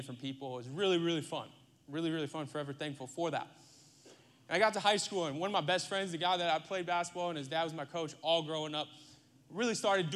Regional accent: Iowa, United States; moved away as an adult; also born or lived in Lakeland, Florida; now in Texas, United States; I grew up, like I said, in Iowa. I grew up in Iowa, the heartland, the middle of the country, the Midwest

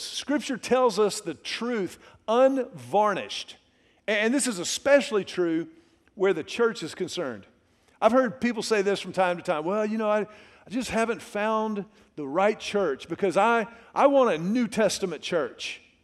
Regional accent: Houston, Texas, United States; also born or lived in Dallas; I grew up in Houston during the Love You Blue era of the Houston Oilers.

